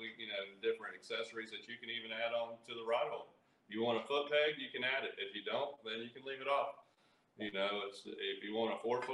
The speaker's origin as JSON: {"language": "English", "area": "Hickory", "region": "North Carolina", "country": "United States", "tie": "born or raised there", "also_born_or_lived": "Camp Lejeune, North Carolina", "said": "Well, we're from North Carolina."}